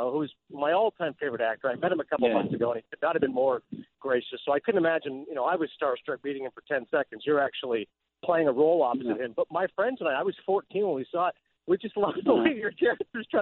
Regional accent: Kingston, Ontario, Canada; also born or lived in Toronto; I was born in Toronto, but I grew up in Kingston, which in America, nobody knows where that is

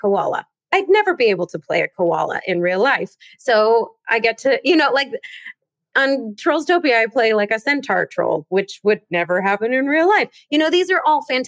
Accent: Seattle, Washington, United States; I grew up in Seattle

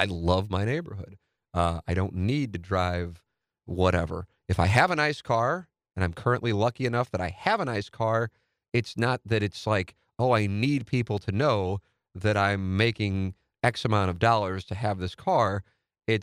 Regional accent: St. Louis, Missouri, United States; a new home in the neighborhood I grew up in St. Louis Hills, South City, Tam Avenue, Tam and Nottingham, baby.

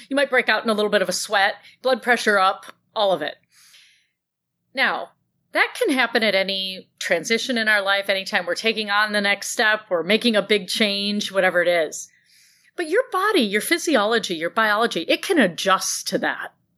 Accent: Grand Blanc, Michigan, United States; I grew up in Grand Blanc

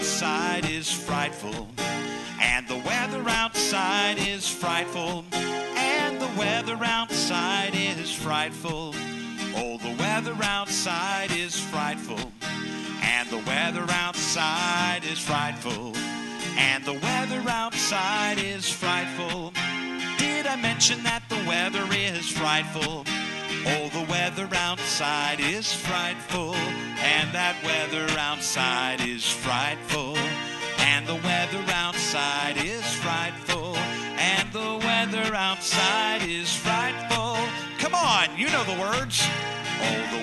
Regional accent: Indianapolis, Indiana, United States; moved away as an adult; also born or lived in North Carolina / Florida / Spring Hill, Tennessee; I am from Indianapolis

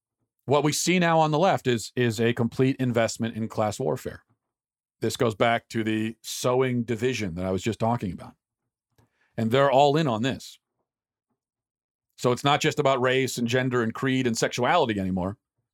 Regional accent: Atlanta, Georgia, United States; I grew up in Atlanta, Georgia, the Old South in the 80s and 90s.

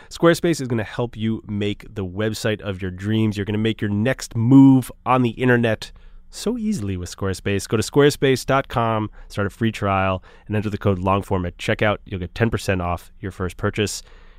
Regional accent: Boston, Massachusetts, United States; I grew up in Boston, and I am like a Celtics fan.

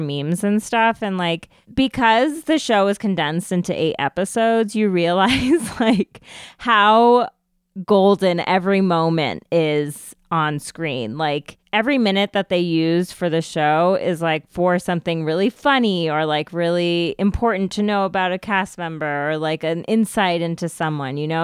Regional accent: United States; an Indian American

